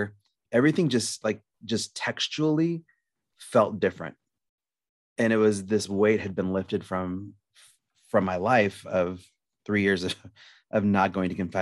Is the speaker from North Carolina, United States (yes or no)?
no; Lincoln, Nebraska, United States; now in Omaha, United States; I'm from Lincoln, Nebraska. I currently reside in Omaha